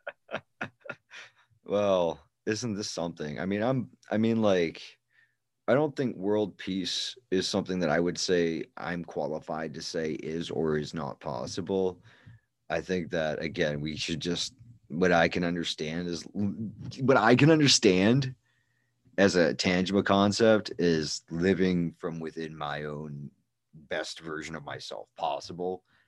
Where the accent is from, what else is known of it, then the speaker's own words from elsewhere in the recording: United States; I'm an American